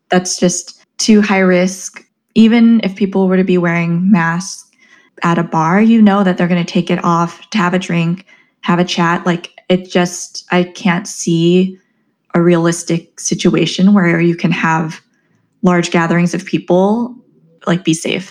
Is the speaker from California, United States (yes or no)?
yes; Southern California, United States; moved away; also born or lived in New York / Chicago; I'm originally from Southern California